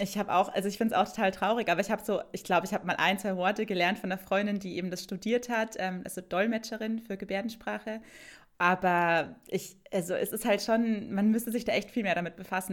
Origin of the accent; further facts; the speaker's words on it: Bavaria, Germany; in Bayern liegen würde, wo ich herkomme